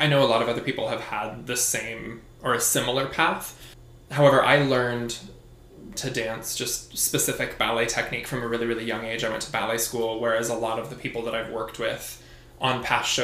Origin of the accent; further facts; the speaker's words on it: Boise, Idaho, United States; moved away as an adult; also born or lived in Utah / Los Angeles / New York; I'm from Boise. I grew up dancing there through high school